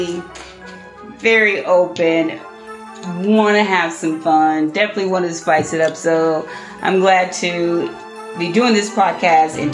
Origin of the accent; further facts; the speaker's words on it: Oklahoma, United States; I'm from Oklahoma